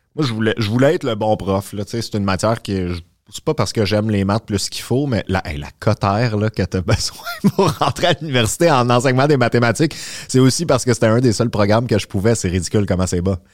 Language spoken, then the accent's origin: French; Terrebonne, Quebec, Canada; moved away as an adult; also born or lived in Boisbriand; now in Montreal, Canada; j'ai grandi à Terrebonne